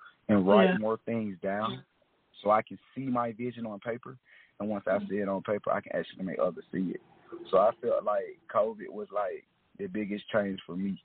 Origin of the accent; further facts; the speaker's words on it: East Point, Georgia, United States; also born or lived in Miami; I actually grew up in East Point and Miami.